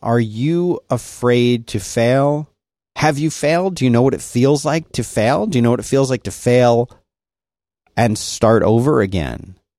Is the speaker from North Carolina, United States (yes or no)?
no; Philadelphia, Pennsylvania, United States; I grew up in Philadelphia. Everyone got beat up.